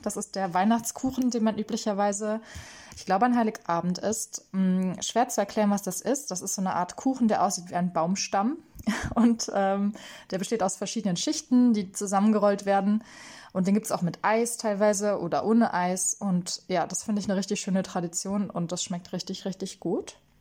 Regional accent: Germany; moved away as an adult; also born or lived in Lyon; now in Paris, France; ich bin eine Deutsche, die in Frankreich lebt, inzwischen seit vier Jahren

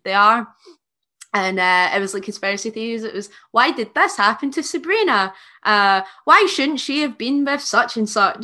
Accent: Scotland, United Kingdom

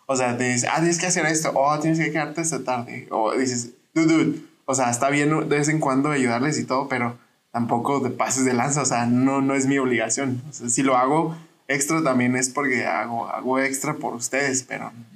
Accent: Parral, Chihuahua, Mexico; Yo soy de Parral y Parral es un rancho.

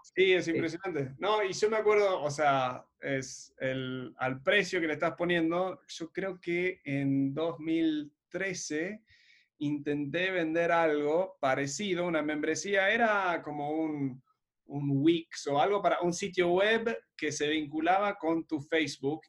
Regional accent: Uruguay; moved away; Cuando yo me fui de Uruguay en 2017

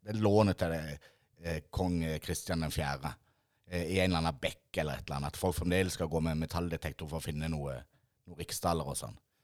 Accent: Mandal, Agder, Norway; oss som er født og oppvokst på Ime

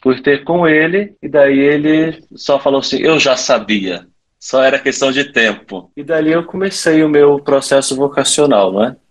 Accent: Vila Velha, Espírito Santo, Brazil; moved away as an adult; also born or lived in Petrópolis; eu sou natural lá de Vila Velha, do Espírito Santo

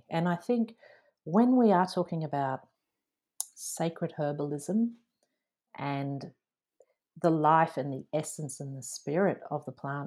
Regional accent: Dublin, Leinster, Ireland; now in Australia; born in Dublin, Ireland, and I spent my childhood there before emigrating to Australia.

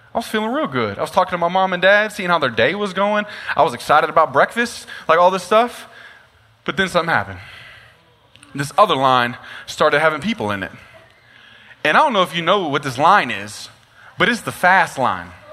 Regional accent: Nacogdoches, Texas, United States; I'm actually born and raised from Nacogdoches, Texas, so this is my hometown

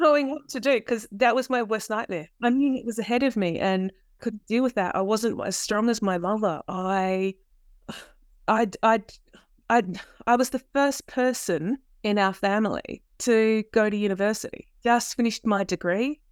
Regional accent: South Australia, Australia; dad, he was a South Australian police officer. We always lived rurally. What that meant was that we would move around the state a lot.

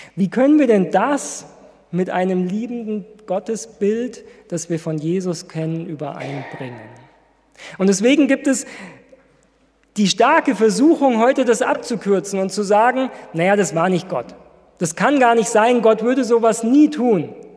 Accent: Ludwigsburg, Baden-Württemberg, Germany; moved away; von meiner Heimatgemeinde erzählen in Ludwigsburg.

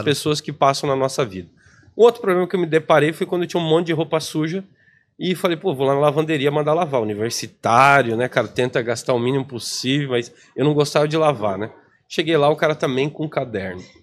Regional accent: Planalto, Paraná, Brazil; also born or lived in Cascavel, Brazil; Eu sou paranaense, né? VIP, a gente brinca, VIP interior do, do Paraná

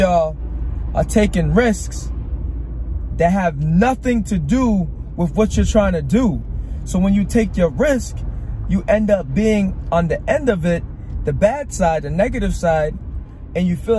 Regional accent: Rhode Island, United States; I'm from Rhode Island

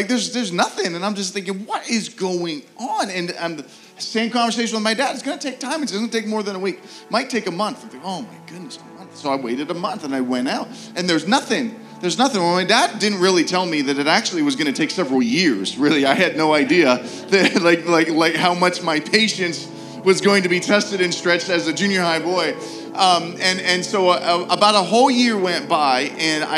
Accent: Pittsburgh, Pennsylvania, United States; moved away; I'm from Pittsburgh

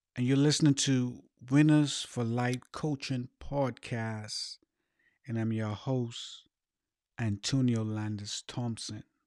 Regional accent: Bahamas; growing up in the Bahamas

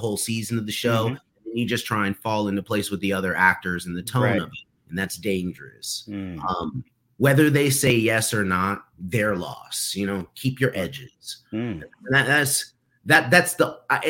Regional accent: New York City, New York, United States; I'm from Harlem

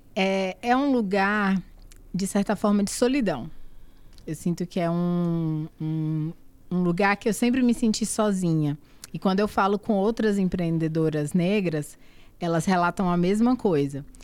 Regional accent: Barreiras, Bahia, Brazil; moved away as an adult; also born or lived in Salvador / Alagoas; now in São Paulo, Brazil; eu sou baiana, né? Eu nasci e fui criada no interior da Bahia, na cidade chamada Barreiras.

